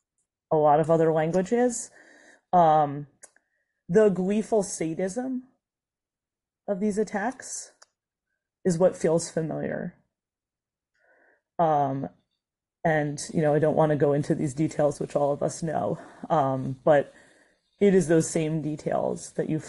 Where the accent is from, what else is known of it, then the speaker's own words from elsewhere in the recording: United States; as an American Jew